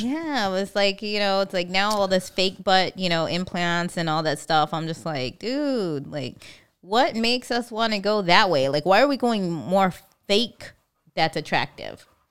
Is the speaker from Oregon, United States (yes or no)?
no; California, United States; moved away as an adult; now in Hawaii, United States; I'm from California.